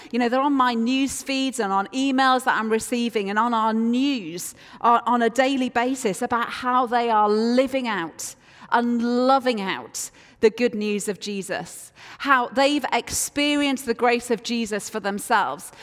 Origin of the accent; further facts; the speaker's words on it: Yorkshire and the Humber, United Kingdom; I am from Yorkshire, and Yorkshire people are renowned for being reluctant to part with our cash